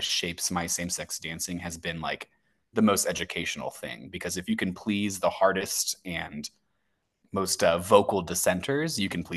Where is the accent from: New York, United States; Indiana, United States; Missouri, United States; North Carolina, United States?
Missouri, United States; St. Louis; It's my hometown. It's where I was raised